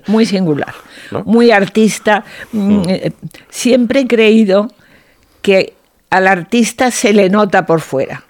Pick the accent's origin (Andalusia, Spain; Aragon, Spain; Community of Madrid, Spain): Aragon, Spain; Zaragoza; also born or lived in Oliete, Teruel; viví en Zaragoza hasta que me casé, pero nací en un pueblo de la provincia de Teruel que se llama Oliete